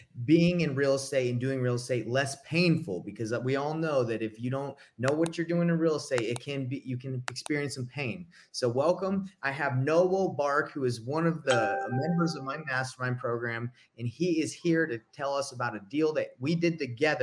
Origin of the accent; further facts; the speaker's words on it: Atlanta, Georgia, United States; now in Utah, United States; I grew up in Atlanta, Georgia